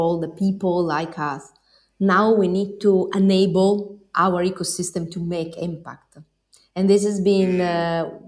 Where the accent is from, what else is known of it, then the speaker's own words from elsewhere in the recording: Bologna, Emilia-Romagna, Italy; I come from Bologna.